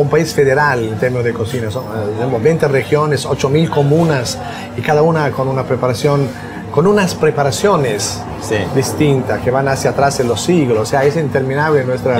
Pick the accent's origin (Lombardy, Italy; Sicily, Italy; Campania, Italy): Lombardy, Italy; Milan; moved away; also born or lived in Apulia; Yo nací en Milán por cuestión de migración